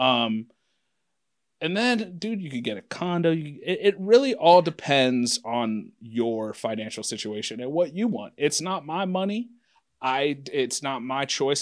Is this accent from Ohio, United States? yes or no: yes; Anderson, Ohio, United States; I'm from Anderson